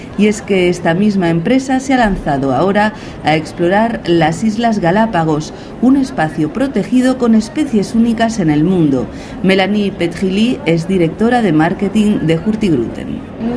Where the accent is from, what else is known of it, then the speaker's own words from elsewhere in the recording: Sardinia, Italy; Nosotros somos una familia de Cerdeña